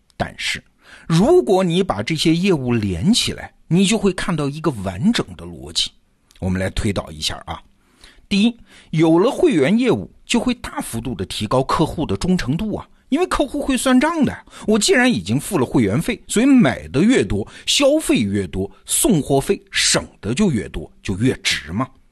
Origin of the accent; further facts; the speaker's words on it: China; 就像我们中国人用的淘宝或者是京东那样